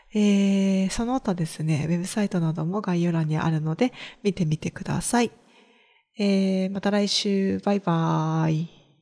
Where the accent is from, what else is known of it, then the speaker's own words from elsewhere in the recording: rural Kagoshima Prefecture, Japan; 地元は鹿児島県の中でも田舎の方にあるので